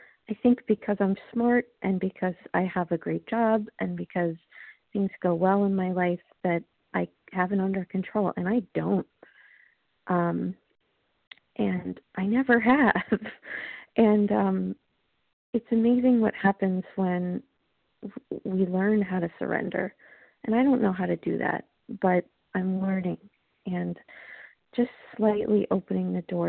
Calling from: Long Island, New York, United States; I'm calling from Long Island, New York.

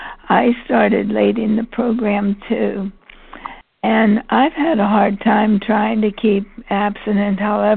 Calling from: Pennsylvania, United States; from Pennsylvania.

